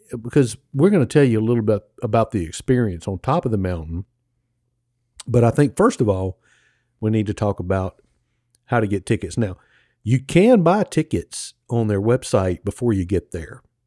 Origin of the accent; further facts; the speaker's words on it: Mississippi, United States; I'm from Mississippi